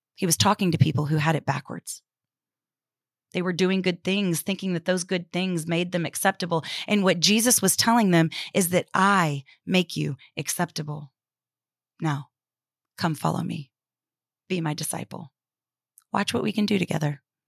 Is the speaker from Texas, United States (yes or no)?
yes; Houston, Texas, United States; moved away; I was back in my hometown of Houston